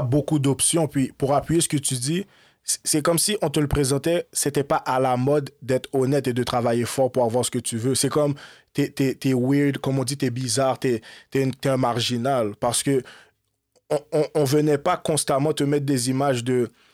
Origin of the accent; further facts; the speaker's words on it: Montreal, Quebec, Canada; Moi, je suis né à Montréal en 1991. Je grandis, grandis à Montréal.